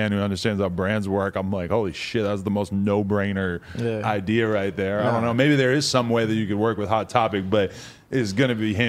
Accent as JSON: {"language": "English", "region": "New Hampshire", "country": "United States", "said": "New Hampshire. Right outside, like 45 minutes outside of Boston."}